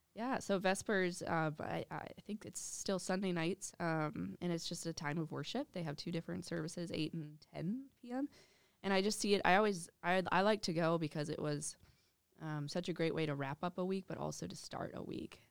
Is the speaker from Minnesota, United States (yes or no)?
yes; Minnetonka, Minnesota, United States; also born or lived in Russia; growing up in Minnetonka